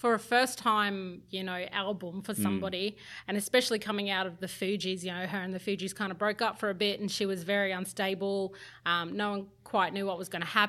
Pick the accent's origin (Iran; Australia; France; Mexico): Australia; North Queensland; moved away as an adult; also born or lived in Sydney; As an Indigenous girl growing up in North Queensland